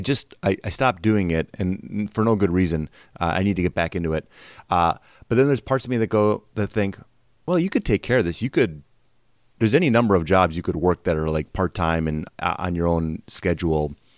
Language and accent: English; Wisconsin, United States; moved away as an adult; also born or lived in Milwaukee; I'm from Wisconsin, and I moved out here in oh nine. I was thirty-two when I moved out here